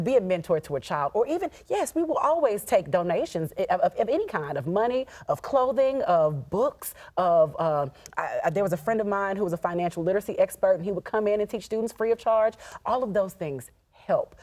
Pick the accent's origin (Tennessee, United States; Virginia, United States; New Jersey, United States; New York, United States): Tennessee, United States; Nashville; I grew up in North Nashville.